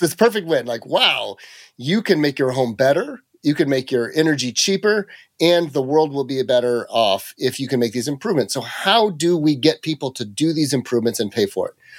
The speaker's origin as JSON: {"language": "English", "area": "Mariposa County", "region": "rural California", "country": "United States", "tie": "born or raised there", "said": "I grew up in, uh, the middle of nowhere in rural California, just outside of Yosemite National Park up in the Sierra Nevada, uh, mountains"}